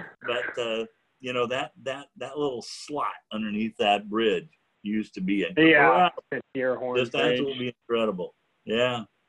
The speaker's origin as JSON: {"language": "English", "area": "McKenzie River", "region": "Oregon", "country": "United States", "tie": "born or raised there", "said": "I grew up on the Mackenzie"}